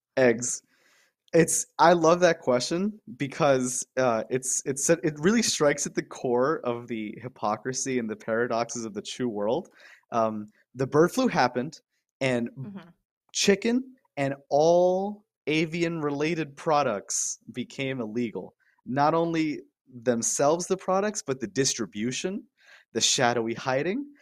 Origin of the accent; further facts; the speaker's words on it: Miami, Florida, United States; moved away as an adult; I'm I'm Guatemalan Cuban. Uh, I was raised in Miami